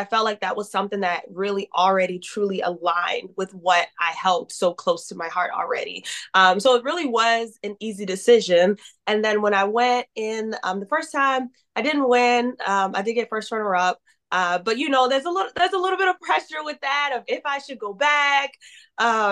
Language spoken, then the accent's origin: English; Baltimore, Maryland, United States; moved away as an adult; now in San Diego, United States; I am originally from Baltimore, Maryland, and I moved to San Diego, California in 2021.